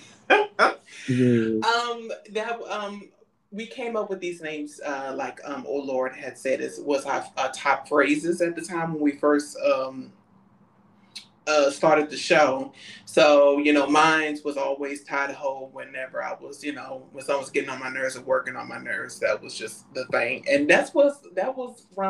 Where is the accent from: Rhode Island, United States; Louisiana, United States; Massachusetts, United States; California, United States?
Louisiana, United States; New Orleans; now in Houston, United States; I'm from New Orleans, you know, that's where I'm from, and you know, and I reside in Houston